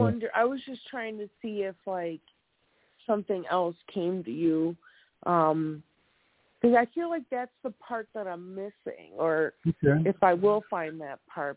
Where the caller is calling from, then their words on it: Wisconsin, United States; I'm calling from Wisconsin.